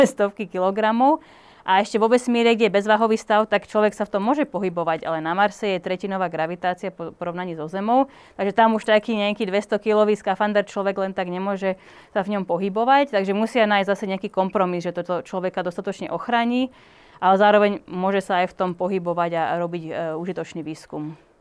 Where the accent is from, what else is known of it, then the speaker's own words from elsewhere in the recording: Slovakia; Tým, že som Slovenka